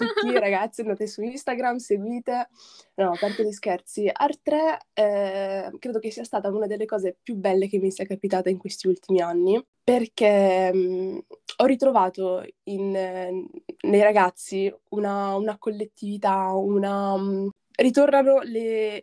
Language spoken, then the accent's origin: Italian; Padenghe sul Garda, Lombardy, Italy; also born or lived in Morocco; sono nata in Marocco e all'età di 4 anni mi sono trasferita con i miei genitori in Italia, in un piccolo paesino in provincia di Brescia sul lago di Garda